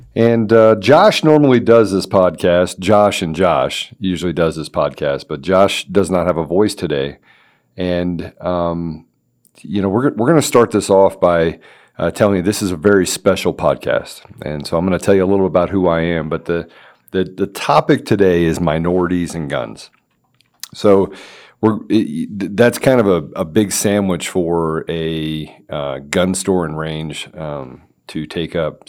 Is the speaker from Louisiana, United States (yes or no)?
no; Washington, District of Columbia, United States; I grew up in the Washington, D C area.